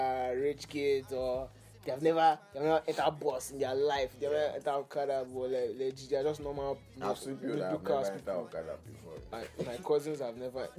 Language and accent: English; Nigeria; born or raised there